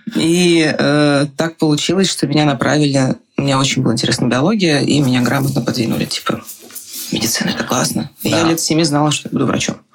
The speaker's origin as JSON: {"language": "Russian", "region": "Saint Petersburg", "country": "Russia", "moved": "yes", "lives_now": "Prague, Czech Republic", "said": "я из Петербурга"}